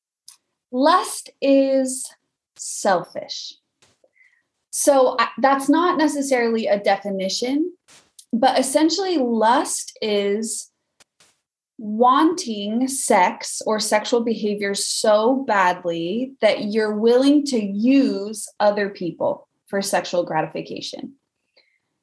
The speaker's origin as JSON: {"language": "English", "town": "Weiser", "region": "Idaho", "country": "United States", "moved": "yes", "lives_now": "Vermont, United States", "said": "I am originally from Idaho, a little farming town called Weezer."}